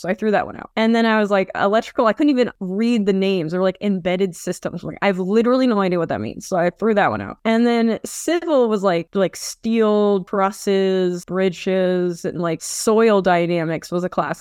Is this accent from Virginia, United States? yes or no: no; Vancouver, Washington, United States; I've been in Vancouver, Washington my whole